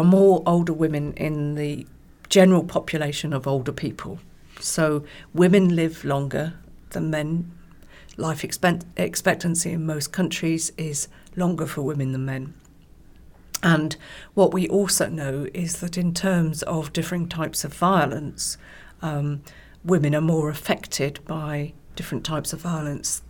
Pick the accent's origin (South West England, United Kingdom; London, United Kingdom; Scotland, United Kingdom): South West England, United Kingdom; West Country; now in East Anglia, United Kingdom; I was born and brought up in the West Country, so not too far from Wales.